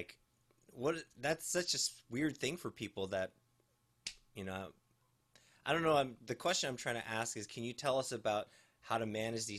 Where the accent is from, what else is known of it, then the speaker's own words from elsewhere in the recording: Ohio, United States; I'm from Ohio. Thank you very much. It's very fashionable.